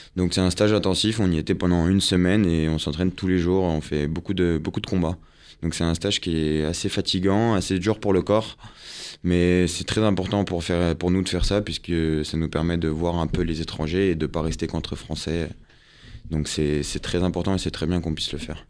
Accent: Yvelines, Île-de-France, France; now in Paris, France; moi j'étais des Yvelines

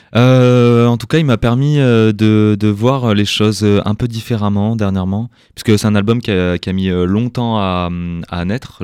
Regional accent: Toulouse, Occitania, France; moi, j'ai grandi à Toulouse

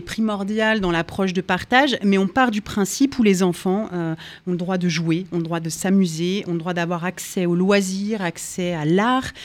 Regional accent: France; chez nous en France

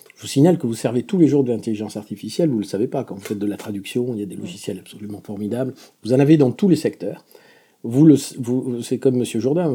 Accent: Béarn, Nouvelle-Aquitaine, France; accent: Béarnais (within a Parisian accent); moved away; also born or lived in Paris; Peut-être vous avez remarqué une pointe d'accent dans mon, dans mon accent parisien, qui est un accent béarnais. Je suis fondamentalement béarnais

